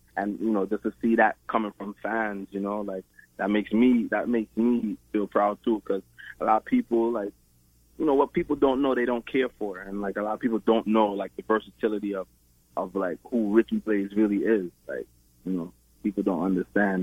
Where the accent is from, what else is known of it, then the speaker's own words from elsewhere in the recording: Brooklyn, New York, United States; I was born and raised in Brooklyn, New York